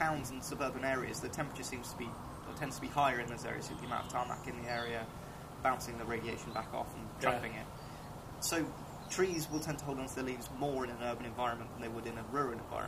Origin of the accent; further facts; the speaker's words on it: Ammanford, Wales, United Kingdom; I'm from Ammanford, which is a lot lower down, it's near a river, it's a lot warmer